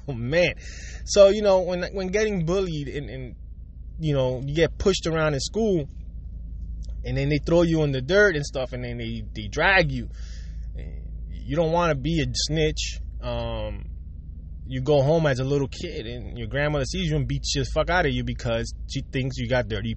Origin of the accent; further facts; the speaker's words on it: Puerto Rico; growing up, I grew up in Puerto Rico